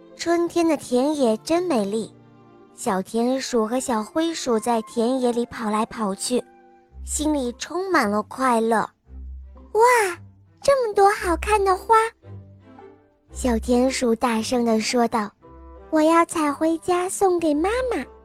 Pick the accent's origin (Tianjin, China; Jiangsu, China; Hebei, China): Jiangsu, China; Yangzhou; 今年六岁了。我来自扬州